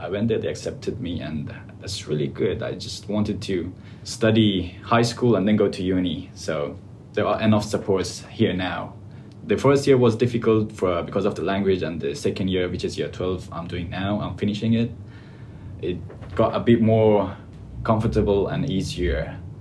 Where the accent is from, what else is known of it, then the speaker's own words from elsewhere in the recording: Afghanistan; English is a second language; moved away as an adult; now in Australia; I came from Afghanistan and uh, I came almost two years ago